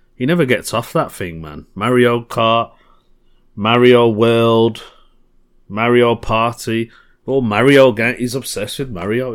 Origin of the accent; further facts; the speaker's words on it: Birmingham, West Midlands, United Kingdom; Birmingham, my hometown.